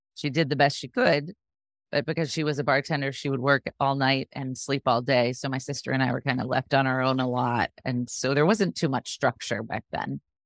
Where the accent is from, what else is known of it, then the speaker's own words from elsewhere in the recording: Sarasota, Florida, United States; also born or lived in New Jersey; I was born in New Jersey, but I moved to Sarasota when I was really young, so I consider myself from here. That's where I am still, here in Sarasota.